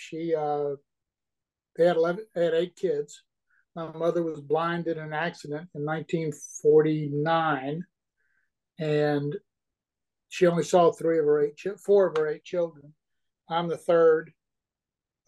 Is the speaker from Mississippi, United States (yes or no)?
yes; Mississippi Gulf Coast, United States; I'm originally from the Mississippi Gulf Coast